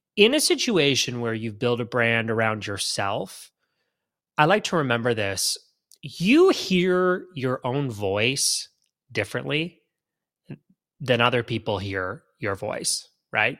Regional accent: Canada; now in Florida, United States; I grew up in Canada. I'm Canadian still

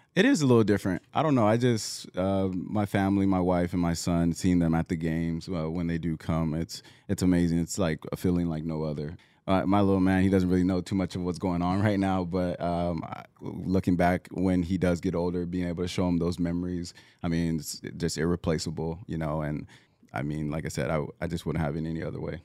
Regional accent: Southern California, United States; moved away as an adult; also born or lived in Oregon; I'm originally from Southern California

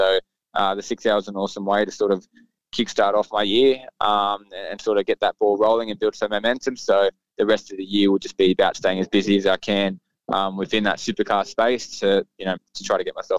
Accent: Sydney, New South Wales, Australia; Cam and I, obviously, he's from Canberra, I'm from Sydney, so he's a little bit older than me.

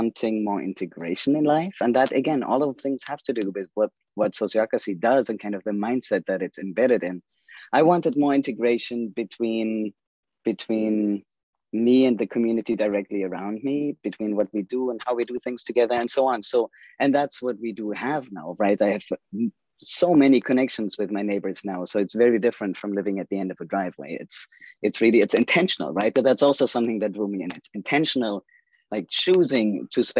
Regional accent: Germany; English is a second language; moved away as an adult; also born or lived in Amherst, Massachusetts, United States; now in United States; I am from Germany. People typically ask me what my accent is. So I always say that first. I grew up there and I went to school there.

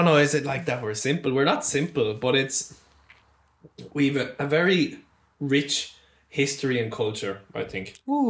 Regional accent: Ireland; I love Ireland. I love being Irish.

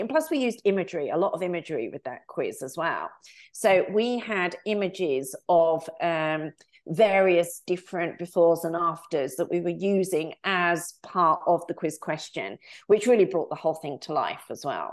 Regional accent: United Kingdom; also born or lived in United States / Australia; now in France; I am a Brit living abroad.

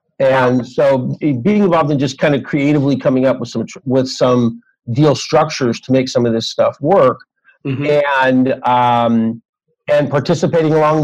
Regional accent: Los Angeles, California, United States; I'm from Los Angeles

